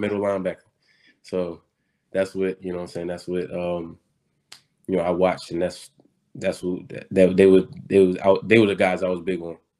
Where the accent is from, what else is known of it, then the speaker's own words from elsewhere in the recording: Baltimore, Maryland, United States; I'm from Baltimore and we don't have a team